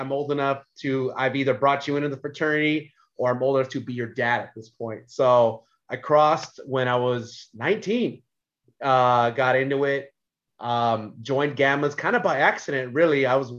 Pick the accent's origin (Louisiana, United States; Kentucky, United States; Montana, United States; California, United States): California, United States; Central Valley; moved away as an adult; also born or lived in San Diego; all I grew up with in the Central Valley.